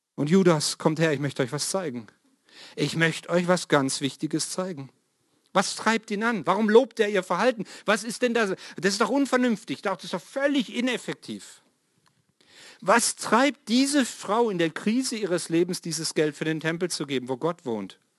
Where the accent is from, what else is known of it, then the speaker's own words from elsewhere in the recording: Swabia, Baden-Württemberg, Germany; moved away; ich bin im Schwabenland ja mal aufgewachsen